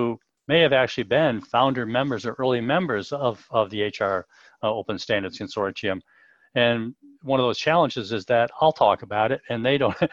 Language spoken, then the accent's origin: English; United States; moved away as an adult; also born or lived in Europe; now in United Kingdom; I'm an American, but I've lived in Europe for about 30 years